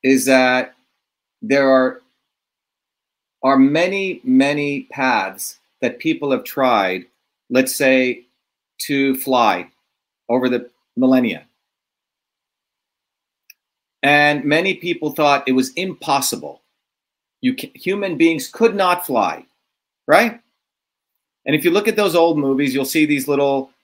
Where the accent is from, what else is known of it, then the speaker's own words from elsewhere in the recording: India; moved away; growing up in India as a low caste